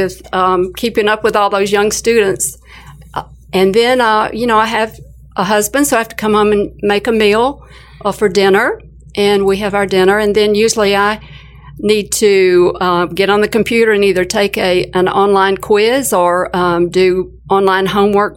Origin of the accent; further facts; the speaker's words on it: Alabama, United States; growing up in Alabama in a large family with not a whole lot of money